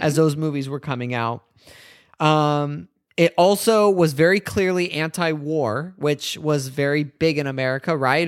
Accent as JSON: {"language": "English", "country": "United States", "said": "as an American"}